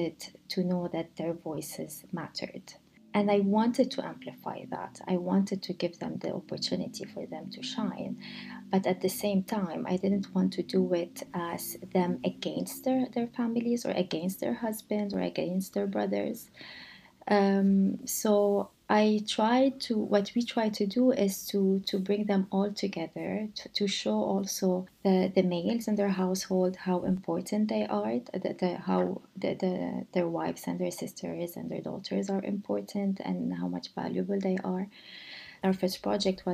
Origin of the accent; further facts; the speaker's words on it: Lebanon; moved away; I grew up in Lebanon, I grew up in a country that was torn by war.